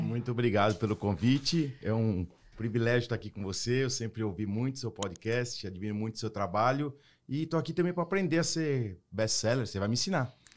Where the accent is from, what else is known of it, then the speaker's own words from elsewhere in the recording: Brazil; moved away as an adult; also born or lived in United States; now in Florida, United States; eu moro hoje nos Estados Unidos e num condomínio que tem vários judeus, e eu sou brasileiro.